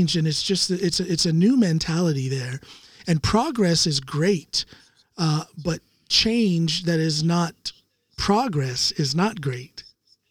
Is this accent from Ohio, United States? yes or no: yes; Norton, Ohio, United States; moved away; also born or lived in Akron, Ohio; I grew up in Norton, but I was born in Akron.